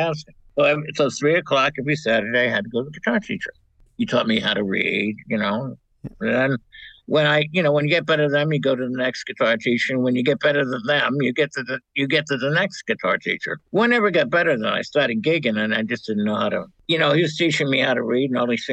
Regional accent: Narragansett, Rhode Island, United States; I grew up in Narragansett, Rhode Island

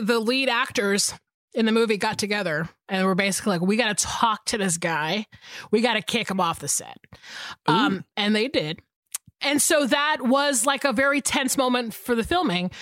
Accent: Georgia, United States; moved away as an adult; I am from Georgia

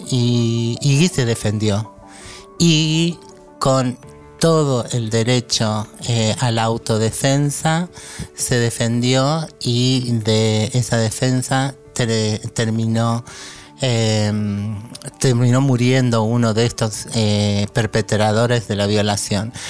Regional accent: Argentina; como argentina

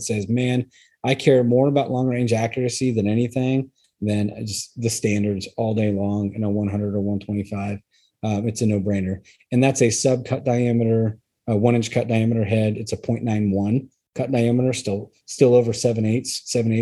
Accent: Idaho, United States; We're from Idaho.

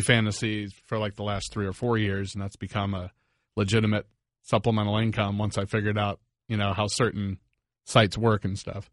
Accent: Northern Virginia, United States; now in South Florida, United States; I'm originally from Virginia, Northern Virginia

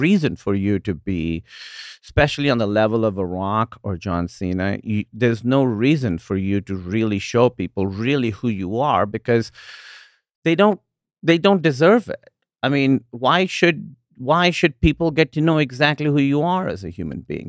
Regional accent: Pakistan; moved away as an adult; also born or lived in Iowa / Chicago; now in United States; growing up in Pakistan

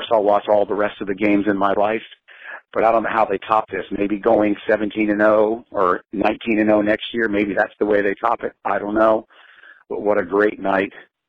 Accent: Tampa, Florida, United States; now in Sarasota, United States; I live in Sarasota. I was born and raised in Tampa.

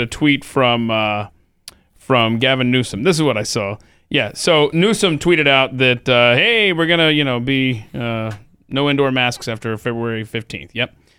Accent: Georgia, United States; growing up in Georgia

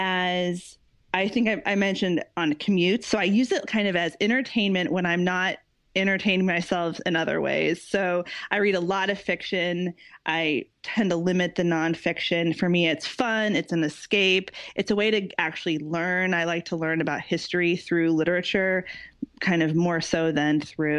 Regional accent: Midwest, United States; moved away as an adult; now in London, United Kingdom; I am an American expat. I live in London currently. I'm from the Midwest in the US, but I have been living in London for the past 3 years. I moved over here for my work, which is in marketing.

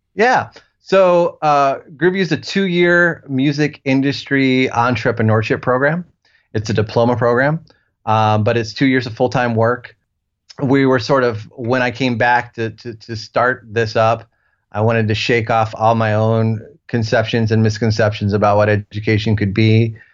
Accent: Ohio, United States; moved away; also born or lived in Nashville; I'm from Ohio originally

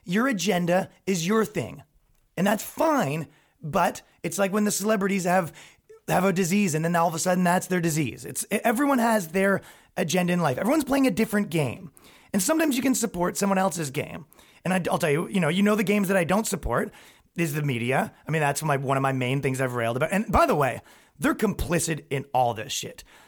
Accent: Ajax, Ontario, Canada; moved away as an adult; now in New York, United States; I grew up in Ajax, Ontario, Canada

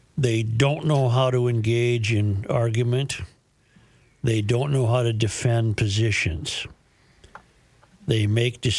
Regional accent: United States; I was born in the United States, and I'll die in the United States

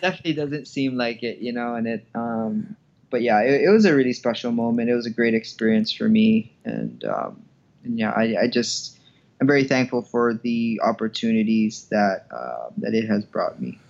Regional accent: Hawaii, United States; moved away; I grew up in Hawaii, and uh, my childhood was pretty, pretty normal

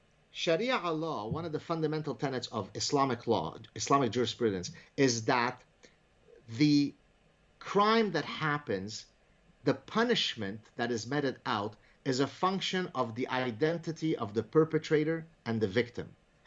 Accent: Lebanon; So now let's go back to Lebanon. So I grew up in Lebanon. I was born in 1964. I always knew that we are different in that, you know, we're Jewish, be quiet.

